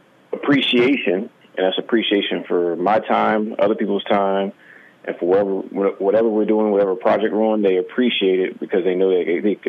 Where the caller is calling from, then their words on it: South Carolina, United States; Calling from South Carolina.